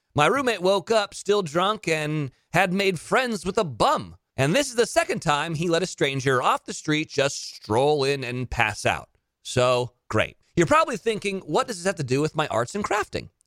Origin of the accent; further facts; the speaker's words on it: Pebble Beach, California, United States; in my hometown of Pebble Beach, California